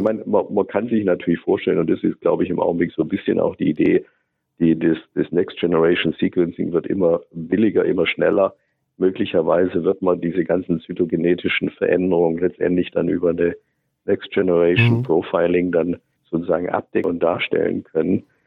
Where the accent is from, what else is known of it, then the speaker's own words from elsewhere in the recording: Germany; Wir sind halt als Deutsche